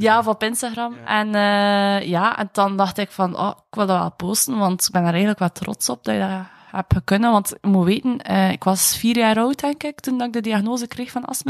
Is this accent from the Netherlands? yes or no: no; Bruges, Flanders, Belgium; ik ben van Brugge